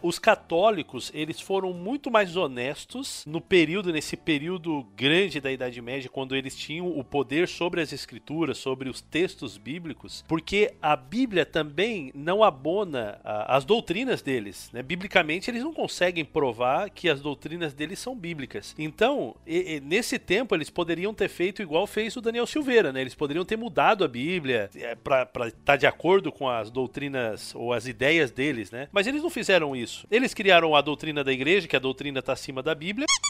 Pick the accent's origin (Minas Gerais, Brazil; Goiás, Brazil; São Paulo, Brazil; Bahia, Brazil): São Paulo, Brazil; interior of; eu sou um adventista tradicional, criado no interior de São Paulo